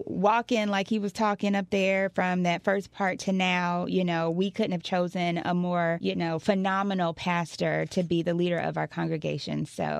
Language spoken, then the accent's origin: English; Fort Lauderdale, Florida, United States; I grew up here in Fort Lauderdale, raised by my grandmother